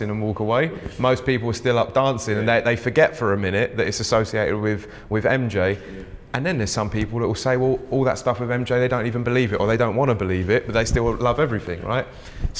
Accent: London, United Kingdom; I grew up in South London

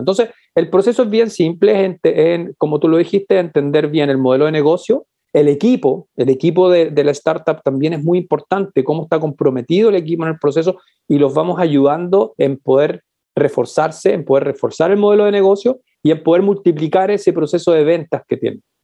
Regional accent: Chile; yo digo que soy latinoamericano porque, porque me lo paso mucho fuera de Chile

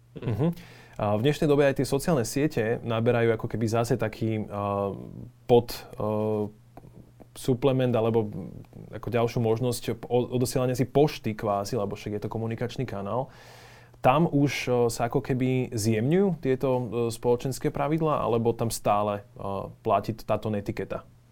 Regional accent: Slovakia; Sme my Slováci

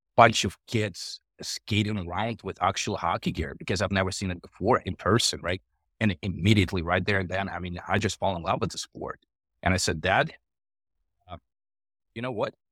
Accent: Russia; moved away; also born or lived in Ukraine; I was born in Ukraine, uh, and I grew up in Russia, uh, for the most part

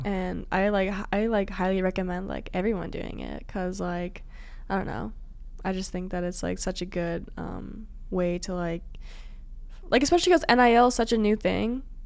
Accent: Illinois, United States; I'm from Illinois

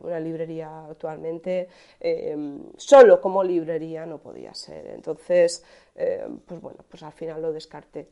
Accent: Alcoy, Valencian Community, Spain; yo nací en Alcoy, en Alicante.

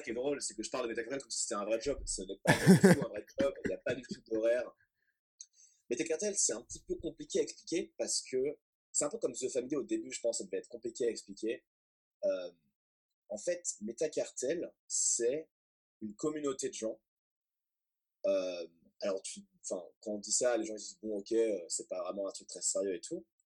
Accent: Boulogne-Billancourt, Île-de-France, France; moved away as an adult; also born or lived in Manchester; je viens de Paris et euh, enfin en fait de Boulogne-Billancourt, donc banlieue parisienne. Euh, de 0 à 18 ans.

